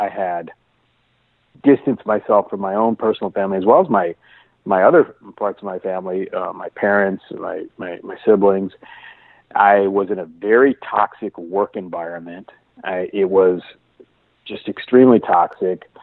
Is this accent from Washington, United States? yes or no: yes; Seattle, Washington, United States; I'm from the Seattle area, and uh, I've been fortunate to have a, a beautiful home